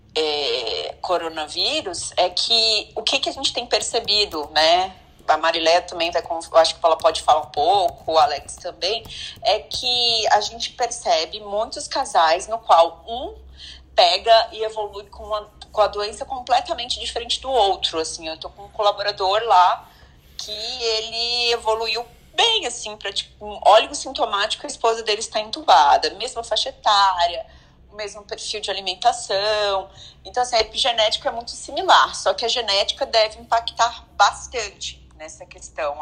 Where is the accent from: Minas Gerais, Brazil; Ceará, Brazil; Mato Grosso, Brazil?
Minas Gerais, Brazil; now in São Paulo, Brazil; lá em Minas, que eu sou mineira também, eu sou mineira